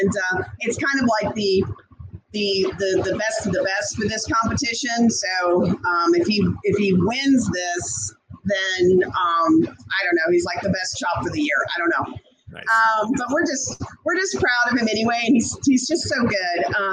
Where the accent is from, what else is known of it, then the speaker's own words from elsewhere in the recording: Louisiana, United States; moved away; my home state, Louisiana